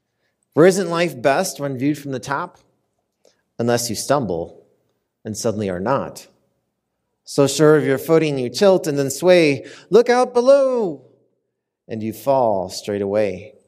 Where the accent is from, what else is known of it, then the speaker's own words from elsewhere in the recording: Minnesota, United States; now in Denver, United States; I'm visiting today from Denver, Colorado, originally from the great state of Minnesota. Any Minnesotans out there?